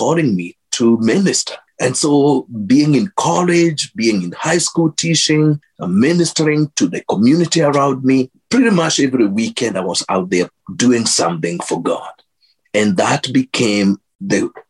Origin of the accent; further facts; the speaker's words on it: Kenya; moved away as an adult; now in Minnesota, United States; growing up in Kenya, my mom taking me to a Baptist church